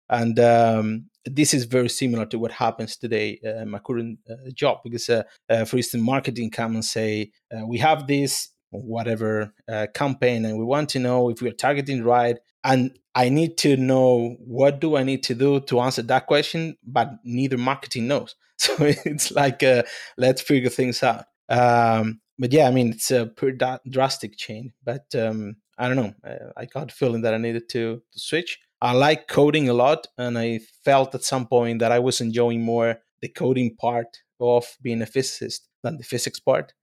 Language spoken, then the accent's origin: English; Spain; moved away; I'm from Spain